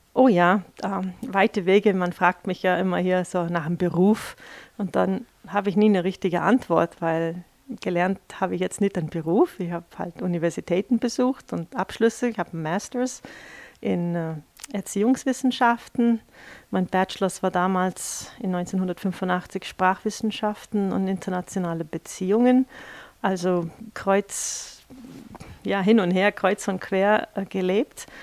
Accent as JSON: {"language": "German", "region": "New York", "country": "United States", "tie": "born or raised there", "also_born_or_lived": "Washington", "second_language": "German", "moved": "as an adult", "lives_now": "Vils, Austria", "said": "ich bin gebürtige Amerikanerin mit äh, kroatischen, deutschen Wurzeln"}